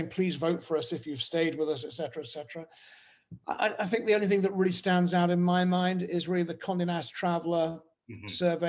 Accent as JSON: {"language": "English", "country": "United Kingdom", "lives_now": "France", "said": "And yet it's only, you know, as a Brit, 26 miles from Dover, but everything about it is completely different."}